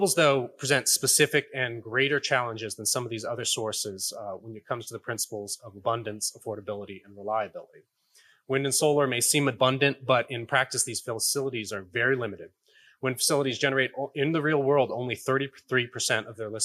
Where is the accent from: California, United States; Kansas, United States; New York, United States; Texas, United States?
Texas, United States; my home state of Texas